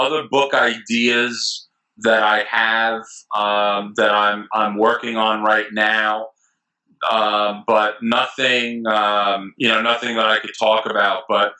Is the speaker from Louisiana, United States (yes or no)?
no; Long Island, New York, United States; I grew up on Long Island, and being a kid of the 80s